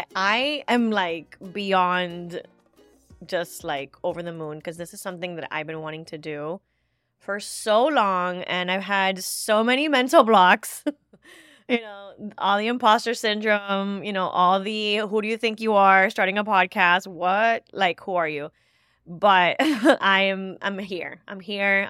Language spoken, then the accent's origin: English; Miami, Florida, United States; As a first generation Cuban American, born and raised in Miami, Florida